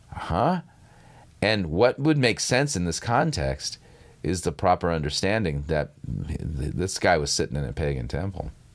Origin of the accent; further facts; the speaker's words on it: Southern California, United States; I grew up in Southern California